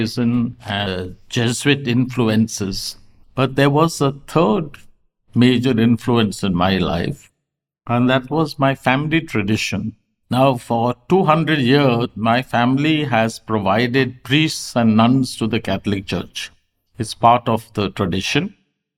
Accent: Karnataka, India; I was from Karnataka

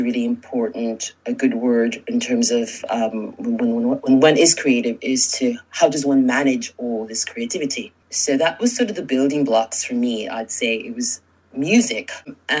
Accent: New York City, New York, United States; I'm from New York originally, born and raised in New York City. I'm the daughter of Cuban immigrants.

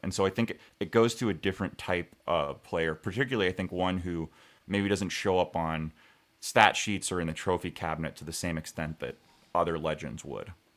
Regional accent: United States

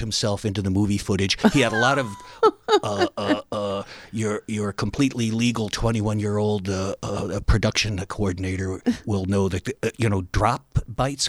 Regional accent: Cleveland, Ohio, United States; moved away as an adult; also born or lived in Chapel Hill, North Carolina; I went back to my hometown of, um, Cleveland

